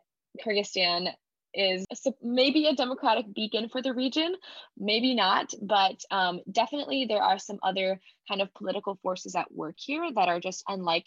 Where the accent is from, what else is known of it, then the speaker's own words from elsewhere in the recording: United States; as an American student